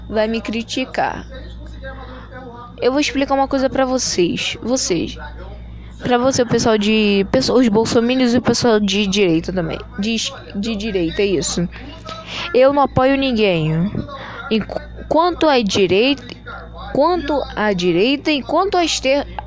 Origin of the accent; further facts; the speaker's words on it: Brazil; born there; Tô no lado do meu país, do país onde eu vivo, no país onde eu moro, no país onde eu nasci.